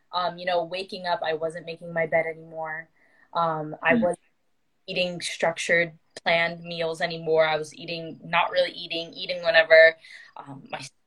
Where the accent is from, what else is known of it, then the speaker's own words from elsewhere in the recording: Toronto, Ontario, Canada; I am from Ontario, Canada, more specifically around the Toronto GTA area